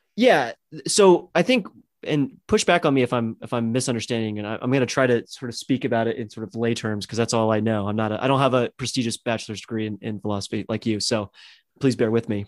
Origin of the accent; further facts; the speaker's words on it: United States; I was born and raised in America